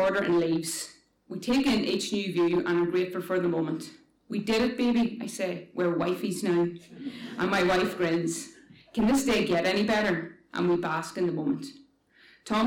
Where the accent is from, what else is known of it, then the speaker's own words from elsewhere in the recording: Northern Ireland, United Kingdom; We're from Ireland, Northern Ireland specifically, but our marriage isn't recognised back home.